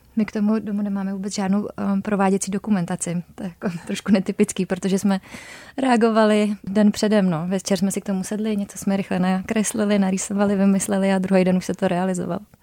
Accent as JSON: {"language": "Czech", "region": "South Bohemian Region", "country": "Czechia", "also_born_or_lived": "Prague", "moved": "as an adult", "said": "My jsme oba jeho Češi"}